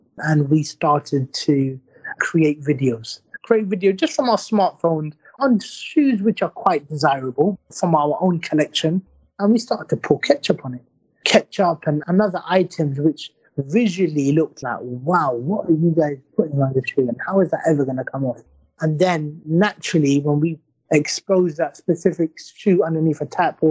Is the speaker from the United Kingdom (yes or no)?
yes; London, United Kingdom; also born or lived in Blackburn; We grew up in London